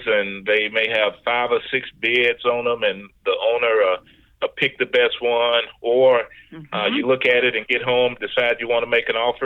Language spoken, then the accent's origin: English; Nashville, Tennessee, United States; I was born in East Nashville. Reared there